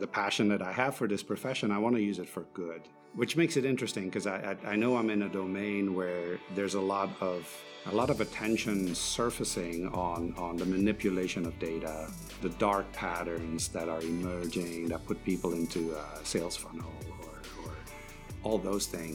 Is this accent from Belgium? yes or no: yes; Belgium; moved away as an adult; also born or lived in Shanghai, China; I'm originally from Belgium